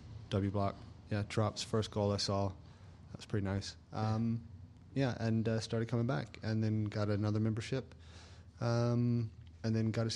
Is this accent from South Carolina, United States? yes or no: yes; South Carolina, United States; moved away as an adult; also born or lived in New York; now in London, United Kingdom; Originally, yeah.